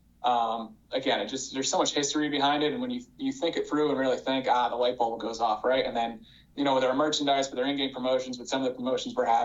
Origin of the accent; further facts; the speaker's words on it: Northeast New Jersey, United States; moved away as an adult; now in Lexington, United States; born and raised in New Jersey